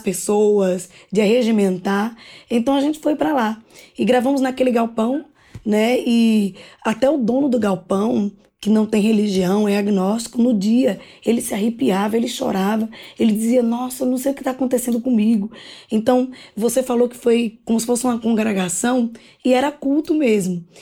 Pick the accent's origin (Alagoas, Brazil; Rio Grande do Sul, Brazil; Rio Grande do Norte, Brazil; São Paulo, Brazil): Alagoas, Brazil; interior of; also born or lived in Maceió; eu nasci em Maceió, mas morava no interior de Alagoas